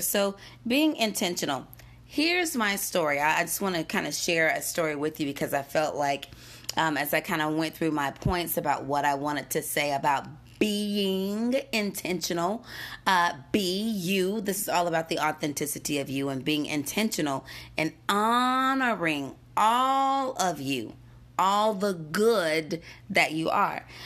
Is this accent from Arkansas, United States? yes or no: no; Gastonia, North Carolina, United States; moved away as an adult; now in Denver, United States; I grew up in Gastonia